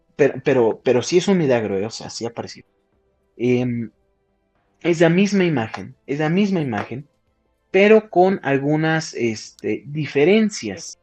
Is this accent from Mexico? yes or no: yes; Huauchinango, Puebla, Mexico; mi pueblo, en mi pueblo en Huachinango